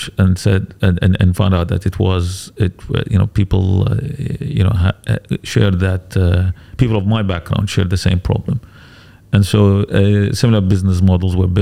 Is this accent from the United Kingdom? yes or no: yes; England, United Kingdom; moved away as an adult; I grew up in England